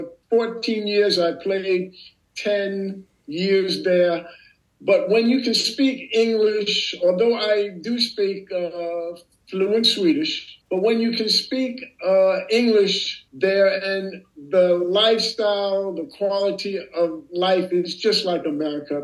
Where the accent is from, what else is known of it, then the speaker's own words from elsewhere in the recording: United States; moved away as an adult; also born or lived in Poland / Netherlands; now in Haarlem, Netherlands; I never really got back to being American here after I left.